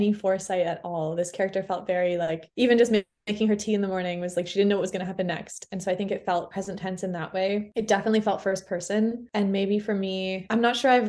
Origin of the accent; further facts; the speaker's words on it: Toronto, Ontario, Canada; moved away as an adult; also born or lived in Montreal, Canada; now in Fredericton, Canada; I grew up in Toronto, but I moved to Montreal when I was 18.